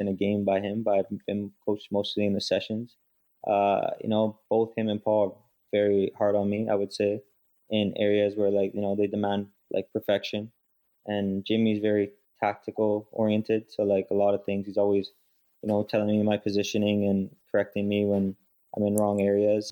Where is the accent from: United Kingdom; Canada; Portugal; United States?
Canada; Vaughan, Ontario; I grew up in Vaughan, so in Woodbridge, so like York region